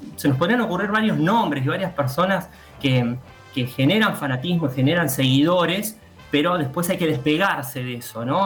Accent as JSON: {"language": "Spanish", "country": "Argentina"}